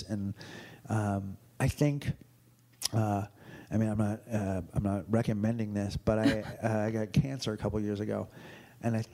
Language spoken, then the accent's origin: English; United States; I grew up white and wealthy in America